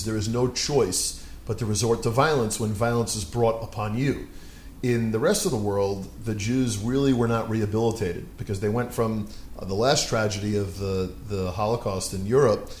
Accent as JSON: {"language": "English", "region": "New York", "country": "United States", "tie": "born or raised there", "said": "So I was born in New York. I've lived in New York my whole life"}